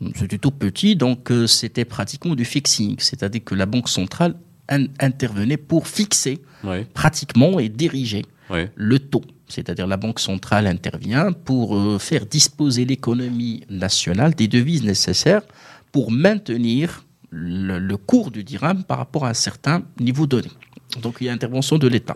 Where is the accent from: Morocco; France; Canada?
Morocco; on est marocain, on est fier